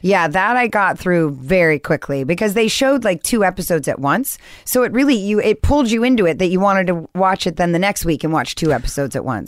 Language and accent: English; Newport Beach, California, United States; also born or lived in Seattle / Santa Monica; I, I grew up actually in Newport Beach